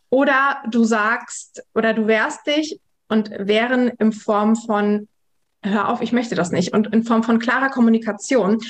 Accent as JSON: {"language": "German", "country": "Germany", "tie": "born or raised there", "also_born_or_lived": "Kazakhstan"}